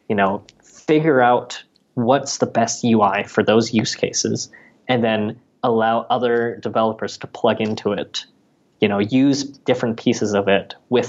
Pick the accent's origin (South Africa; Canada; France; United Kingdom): Canada; being a Canadian citizen